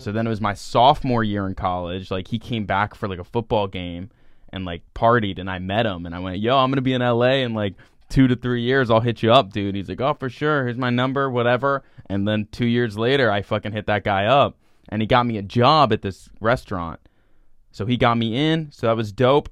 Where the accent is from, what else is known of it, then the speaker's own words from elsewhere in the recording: Celebration, Florida, United States; where I'm from, it's called Celebration, Florida.